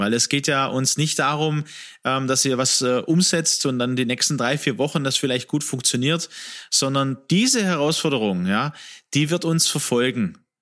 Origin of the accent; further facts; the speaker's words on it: Swabia, Germany; ich komme aus dem Schwäbischen